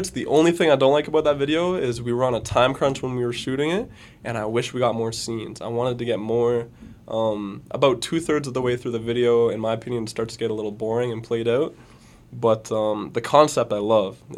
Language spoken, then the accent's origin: English; Fergus, Ontario, Canada; Fergus. Bro. Yeah. Let's fucking go. I wanted to bring him out there just because it was like my hometown